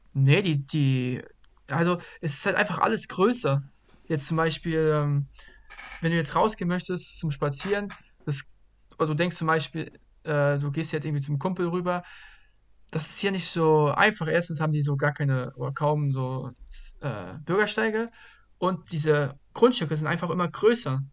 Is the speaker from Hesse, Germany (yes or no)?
yes; Bad Vilbel, Hesse, Germany; moved away as an adult; also born or lived in Brazil; now in Lancaster, United States; nach Hause, nach Vilbel, meine Heimat